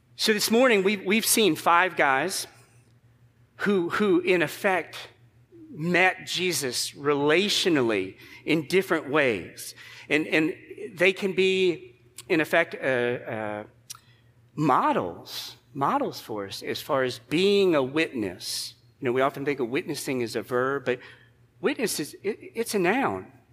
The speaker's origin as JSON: {"language": "English", "country": "United States"}